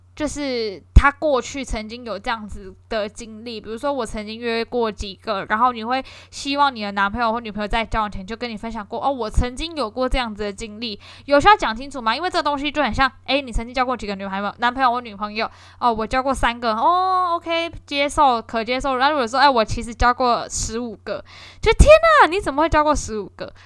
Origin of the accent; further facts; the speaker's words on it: Kaohsiung, Taiwan; 因为我高雄人啦